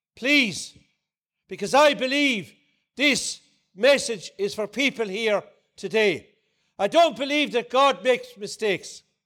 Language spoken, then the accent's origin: English; Ardnacrusha, Munster, Ireland; I come from Ardnacrusha in, in County Clare, just outside Limerick City.